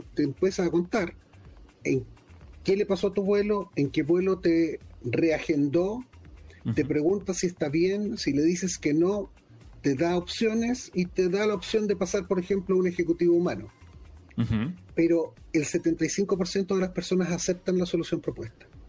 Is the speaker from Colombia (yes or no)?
no; Chile; accent: Chilean; now in London, United Kingdom; yo vivo en Londres eh, y soy chileno, por eso este, este, acento no me lo han sacado ni con otros cirujanos ya